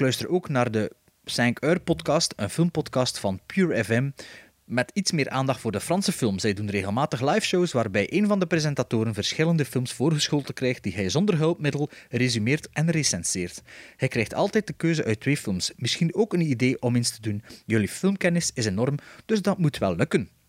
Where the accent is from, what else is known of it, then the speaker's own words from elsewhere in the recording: Flemish Region, Belgium; accent: West Flemish; het is natuurlijk de ideale achternaam om als West-Vlaming voor te lezen.